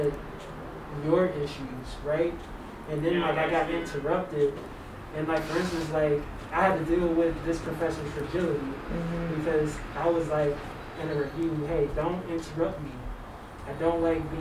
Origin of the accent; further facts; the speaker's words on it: New Orleans, Louisiana, United States; accent: New Orleans; now in Seattle, United States; people say I don't sound like I'm from New Orleans, but it's like my New Orleans accent comes out if I'm, like, around people